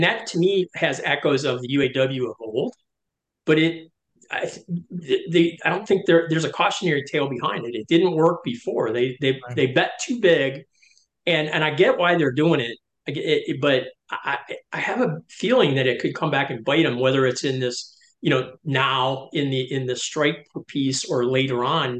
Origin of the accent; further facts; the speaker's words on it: Detroit, Michigan, United States; I grew up in Detroit